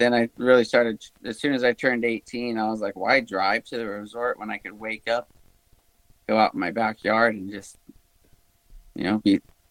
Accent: Huntington Beach, California, United States; Yeah, I was born and raised about an hour south of Los Angeles in a surfing community called Huntington Beach.

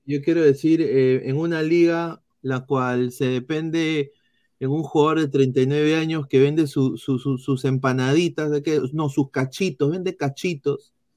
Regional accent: Lima, Peru; Lemeñito, claro, yo soy limeño de pura

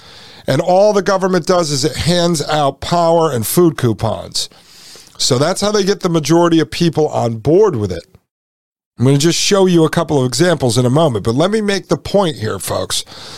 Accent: Brooklyn, New York, United States; born or raised there

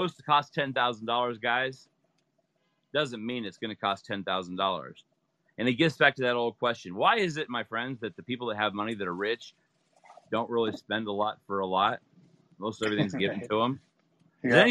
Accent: Utah, United States; also born or lived in Las Vegas; I'm from Utah. I'm here in Las Vegas. I'm in Utah right now tonight.

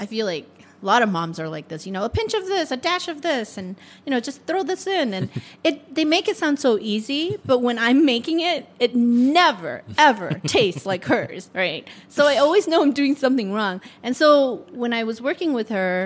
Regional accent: Nebraska, United States; now in Syracuse, United States; I'm actually from Nebraska

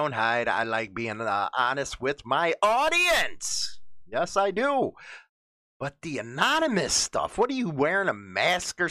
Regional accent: Chicago, Illinois, United States; moved away; also born or lived in Melrose Park, Illinois; I'm from the Montclair neighborhood, Grand and Harlem

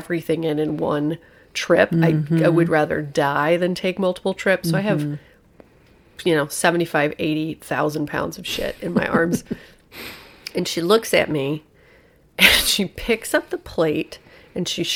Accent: Hoosier, Indiana, United States; I'm a Hoosier, I'm a Midwesterner.

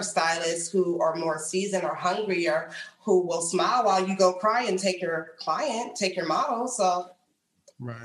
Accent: Washington, District of Columbia, United States; moved away as an adult; now in New York, United States; Born in New York, lived here for a few years, but raised in the D.C. area, so DMV

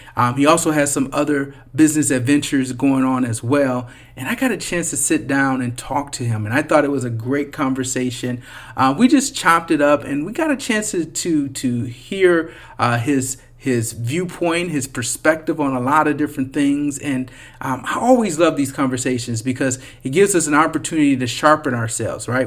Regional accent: Flint, Michigan, United States; I'm a kid from Flint.

